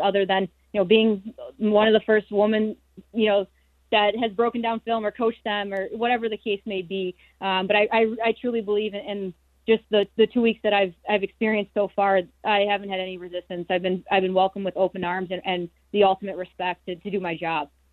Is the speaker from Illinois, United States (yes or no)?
yes; Chicago, Illinois, United States; the Chicago Blackhawks, my hometown team